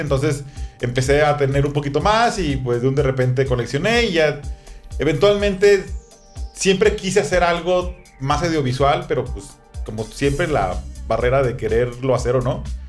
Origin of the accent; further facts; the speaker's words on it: Tepic, Nayarit, Mexico; yo soy de Tepic, yo vivía en Tepic